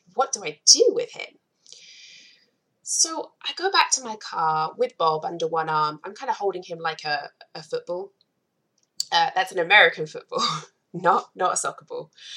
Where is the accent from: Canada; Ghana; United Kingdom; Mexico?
United Kingdom; England; moved away as an adult; also born or lived in Providence, Rhode Island / Atlanta, Georgia; now in Akron, United States; I'm not native. I am originally from England and I moved to the US about 11 years ago now